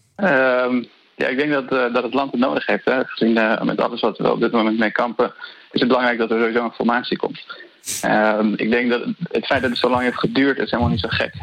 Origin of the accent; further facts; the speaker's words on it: Afghanistan; now in Netherlands; ik kom zelf uit Afghanistan